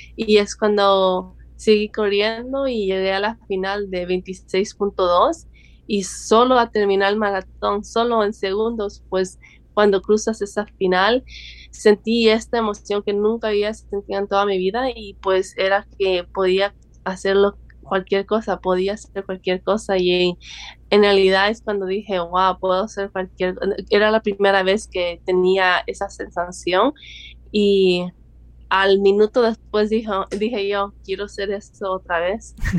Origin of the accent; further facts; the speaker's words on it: El Salvador; now in Los Angeles, United States; soy del El Salvador